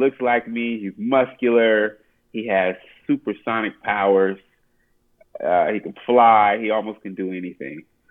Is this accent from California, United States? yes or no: yes; Oakland, California, United States; I'm from Oakland.